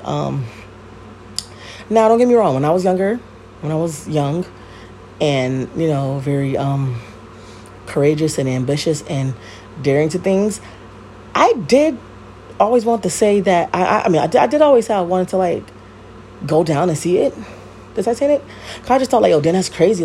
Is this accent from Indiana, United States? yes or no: no; Connecticut, United States; I live in Connecticut. Obviously, I'm from Connecticut, um, born and raised.